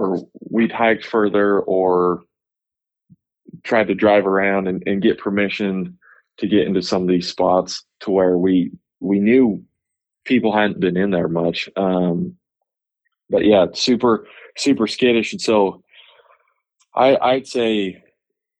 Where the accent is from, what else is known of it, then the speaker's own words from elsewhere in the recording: Idaho, United States; moved away as an adult; now in Utah, United States; I grew up in Idaho.